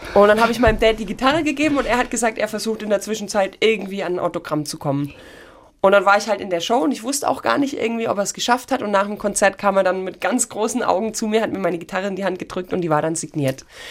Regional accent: Dornstadt, Baden-Württemberg, Germany; Ich bin gebürtig aus Dornstadt. Ja. Das ist eine Viertelstunde von Ulm und da war ich in der Musikschule

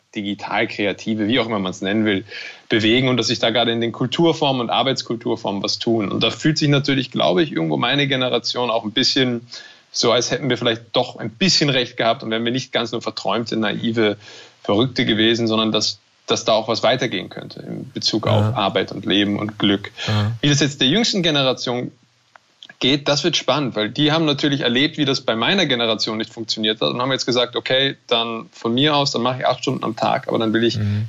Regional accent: Germany; accent: German; now in Austria; diese Existenz als, als Deutscher oder jemand mit einem deutschen Akzent in Österreich

